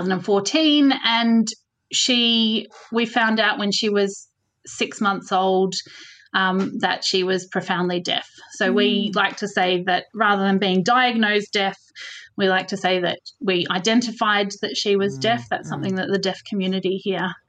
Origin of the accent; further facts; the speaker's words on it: Melbourne, Victoria, Australia; moved away as an adult; also born or lived in Switzerland; now in Scottish Borders, United Kingdom; So I grew up in Melbourne and we left Melbourne